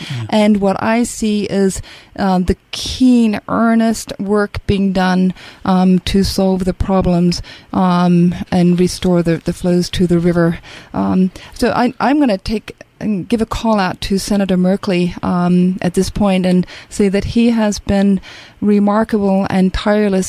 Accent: Australia; moved away as an adult; now in United States; growing up in Australia in an arid climate and experiencing drought

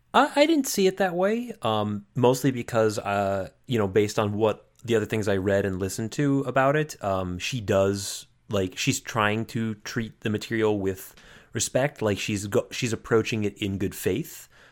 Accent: United States; as an American

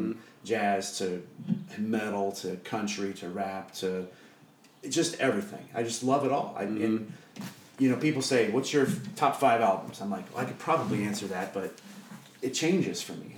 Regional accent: Des Moines, Iowa, United States; I am from Des Moines. Okay. I, am from the east side of Des Moines, and my parents pastored a Pentecostal church on the east side.

